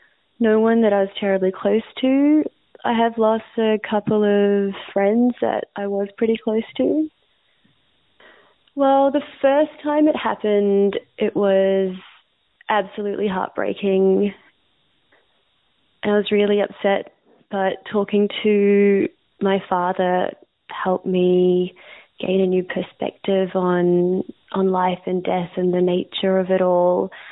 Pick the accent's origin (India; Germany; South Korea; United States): India; And being an Indian woman in India, you're treated a certain way.